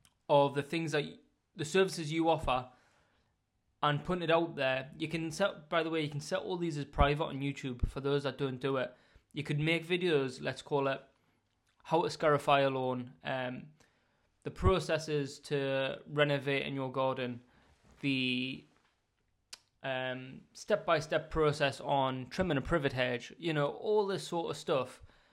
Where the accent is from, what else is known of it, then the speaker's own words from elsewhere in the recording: Northern England, United Kingdom; accent: Northern; Hopefully my Northern accent doesn't bore you too much